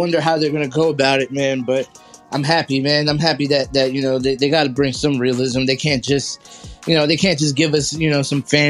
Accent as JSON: {"language": "English", "region": "New Jersey", "country": "United States", "tie": "born or raised there", "said": "I grew up in North Jersey."}